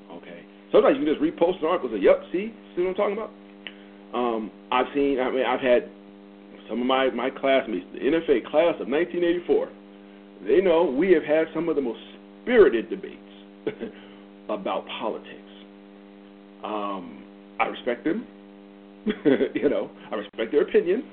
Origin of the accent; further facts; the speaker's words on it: the North, United States; moved away as an adult; now in the South, United States; I grew up in the North. I now live in the South.